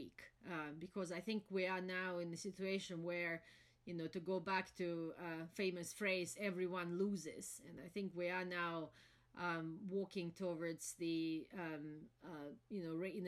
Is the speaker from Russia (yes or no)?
yes; Moscow, Russia; moved away as an adult; also born or lived in London; I was born and raised in Moscow during still the Soviet times.